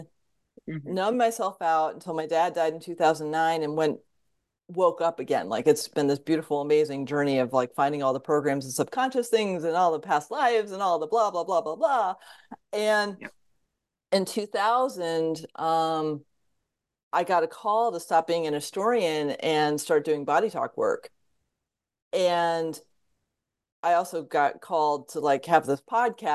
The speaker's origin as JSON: {"language": "English", "area": "Fairfield County", "region": "Connecticut", "country": "United States", "tie": "born or raised there", "moved": "yes", "lives_now": "Oregon, United States", "said": "I grew up in Connecticut. There was no energy healing in Fairfield County, Connecticut in the 1970s"}